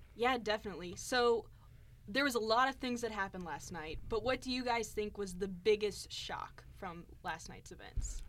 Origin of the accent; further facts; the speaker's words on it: Montgomery County, Missouri, United States; I grew up in Montgomery County, so just about an hour away from here